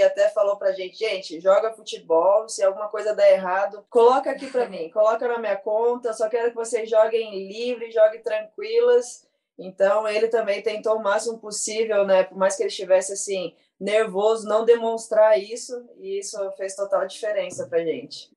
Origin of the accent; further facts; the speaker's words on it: Guaratinguetá, São Paulo, Brazil; na minha cidade, eu sou do interior de Guaratinguetá